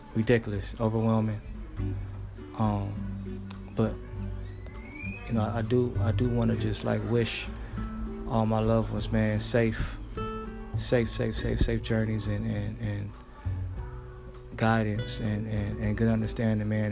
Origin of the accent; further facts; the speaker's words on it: Los Angeles, California, United States; back in Los Angeles, my hometown